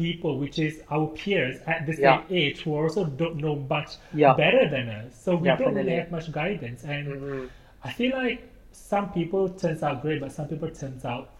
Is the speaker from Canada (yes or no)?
no; Malaysia; we are Malaysian